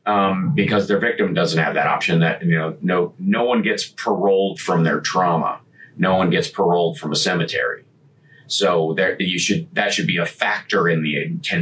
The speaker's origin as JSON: {"language": "English", "region": "Kentucky", "country": "United States", "tie": "born or raised there", "said": "And since I grew up in Kentucky, there were a lot of those kids."}